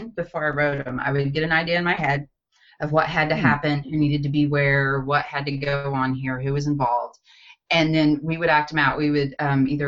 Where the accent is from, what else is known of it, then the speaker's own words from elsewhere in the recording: Batesville, Arkansas, United States; my hometown of Batesville, Arkansas, set in the foothills of the Ozarks.